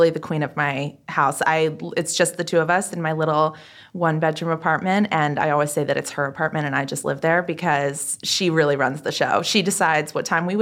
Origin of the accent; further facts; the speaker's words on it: Narberth, Pennsylvania, United States; also born or lived in Berwyn, Pennsylvania; I grew up outside of Philadelphia. I grew up in the suburbs there, originally Narberth, and now my parents live in Berwyn.